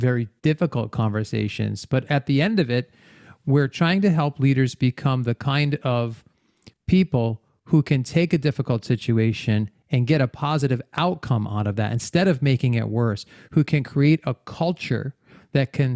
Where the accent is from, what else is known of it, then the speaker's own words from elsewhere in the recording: Rhode Island, United States; moved away; also born or lived in Arkansas; I grew up in Rhode Island and moved around quite a bit. I've lived in like 5 or 6 different states, but Rhode Island was where I was born and raised.